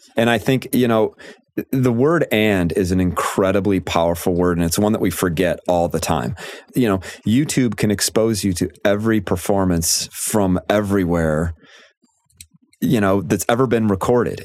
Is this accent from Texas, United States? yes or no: no; Chicago, Illinois, United States; moved away as an adult; now in Michigan, United States; I am from the Chicago area